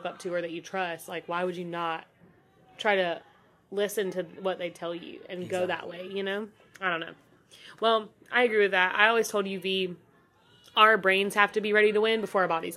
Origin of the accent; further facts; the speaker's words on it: North Carolina, United States; I grew up here in North Carolina